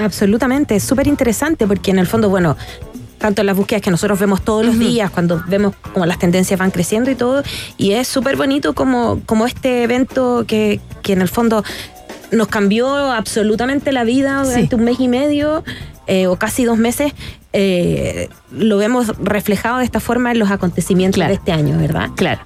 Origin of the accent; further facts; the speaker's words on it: Chile; como los chilenos acá